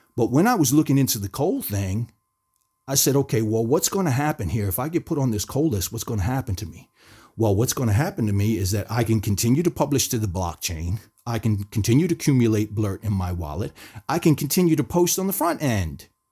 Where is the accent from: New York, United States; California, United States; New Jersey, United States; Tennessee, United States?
New Jersey, United States; I grew up in the United States, in New Jersey